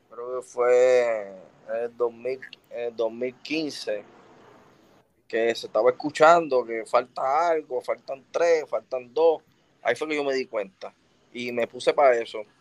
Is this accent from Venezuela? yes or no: no; Philadelphia, Pennsylvania, United States; Ah, la verdad, soy de Filadelfia. Oye, esa gente de Filadelfia no son fáciles.